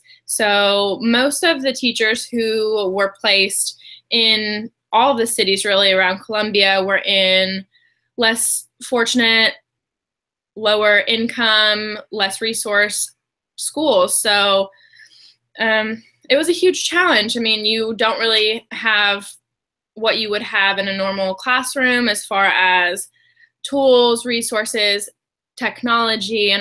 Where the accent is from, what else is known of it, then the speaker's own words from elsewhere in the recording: Kentucky, United States; also born or lived in Alaska; I was born in Alaska, but moved to Kentucky when I was young, so I grew up in Kentucky